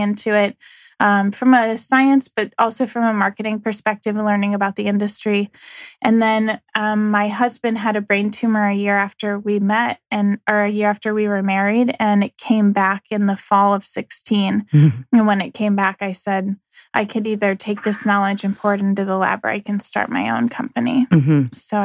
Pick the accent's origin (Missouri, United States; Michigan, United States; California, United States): Missouri, United States; St. Louis; I'm from St. Louis.